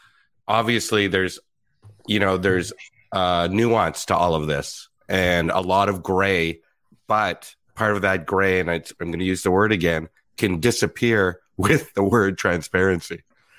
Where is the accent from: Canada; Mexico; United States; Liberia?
Canada; Ottawa, Ontario; I'm from Ottawa.